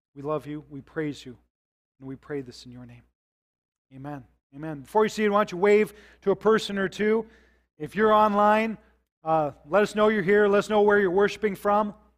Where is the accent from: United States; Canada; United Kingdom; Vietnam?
United States; South Dakota; I grew up in South Dakota